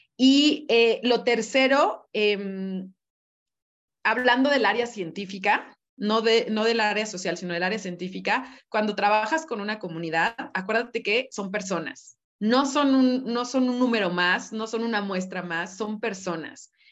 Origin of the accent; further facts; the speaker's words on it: Mexico; lo afortunados que somos em, como mexicanos